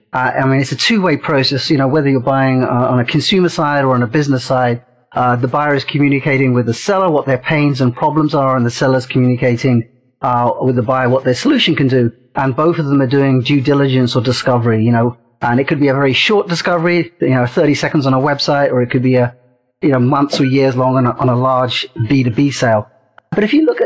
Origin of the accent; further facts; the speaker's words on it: London, United Kingdom; also born or lived in India / Portsmouth / Brighton / Silicon Valley; now in United States; I was born in India, and at the age of three, my father, who worked for Air India, got transferred to London. So I ended up doing all my education in England. I grew up close to Heathrow Airport